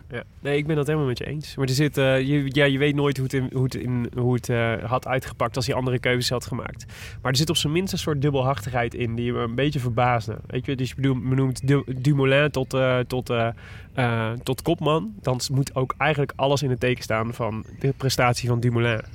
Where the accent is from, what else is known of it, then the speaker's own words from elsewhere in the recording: Breda, North Brabant, Netherlands; ik kom uit Breda